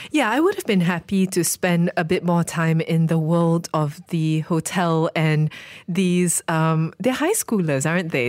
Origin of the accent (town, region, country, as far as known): Malaysia